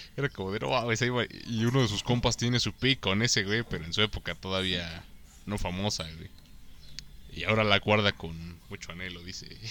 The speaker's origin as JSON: {"language": "Spanish", "region": "Puebla", "country": "Mexico", "said": "así soy poblano"}